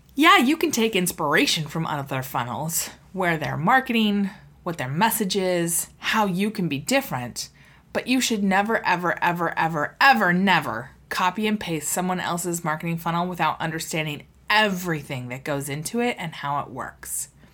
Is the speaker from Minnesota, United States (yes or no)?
no; Seattle, Washington, United States; I'm from Seattle. I was born and raised here.